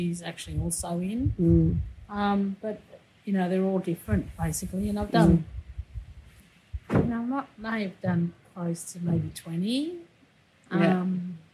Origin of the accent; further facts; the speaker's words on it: Bega, New South Wales, Australia; I was born in Bega, and my mother was born in Nowra, even though her grandfather was born at Wallaga